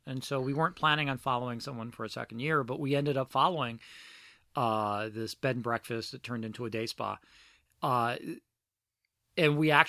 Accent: Philadelphia, Pennsylvania, United States; also born or lived in New Orleans; I lived there a year and a half, maybe two okay. years. Before his family, we moved to Philadelphia.

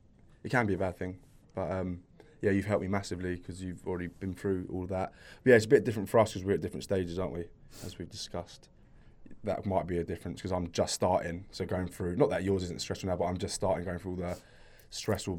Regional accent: Watford, East of England, United Kingdom; where I'm from Watford, there wasn't really any healthy eating places to grab food from

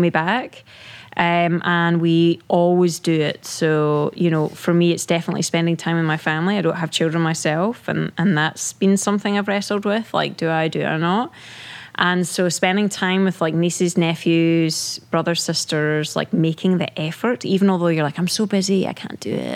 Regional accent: Scotland, United Kingdom; moved away; growing up in the UK, right? Being British

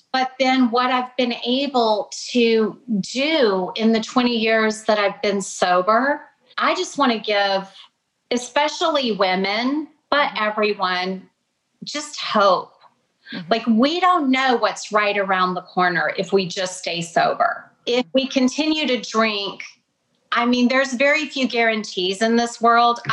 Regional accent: Atlanta, Georgia, United States; I grew up in Atlanta, but I've got Kentucky roots

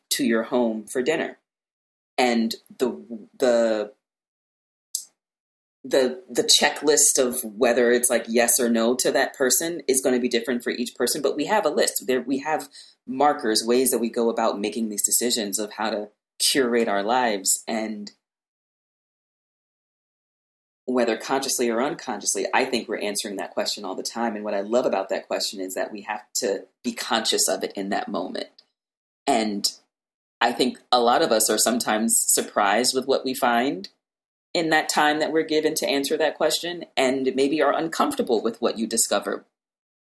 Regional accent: Louisiana, United States; I grew up in Louisiana and I went to white schools my entire life

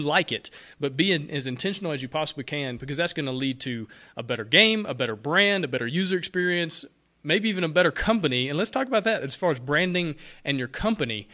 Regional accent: Alabama, United States; now in Atlanta, United States; growing up in Alabama, living in Atlanta, where Coke is king of all everything

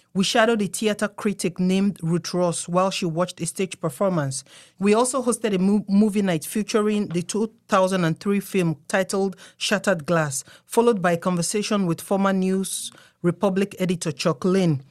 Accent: Nigeria; now in United States; I'm from Nigeria.

